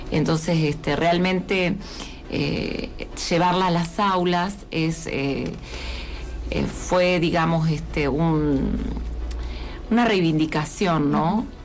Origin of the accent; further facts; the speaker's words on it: Argentina; faltaría dar ese gran paso que todavía como argentinos eh, nos faltaría